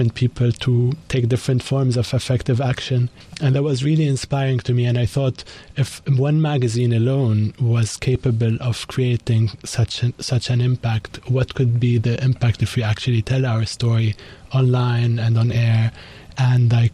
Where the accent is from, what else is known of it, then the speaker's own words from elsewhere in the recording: Koura, North Governorate, Lebanon; also born or lived in Beirut; So I was born and raised in Lebanon, in north of Lebanon, in a region called Koura, which is by the coast, next to Tripoli